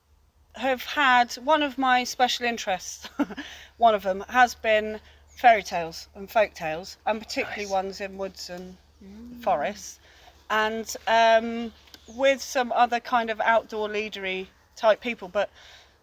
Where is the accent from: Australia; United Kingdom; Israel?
United Kingdom; China Clay area, South West England; I grew up in the China Clay area